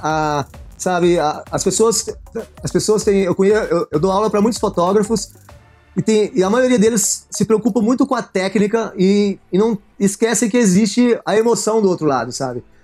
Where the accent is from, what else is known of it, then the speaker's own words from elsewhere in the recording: interior of Goiás, Brazil; moved away as an adult; also born or lived in São Paulo; now in England; sou do interior de Goiás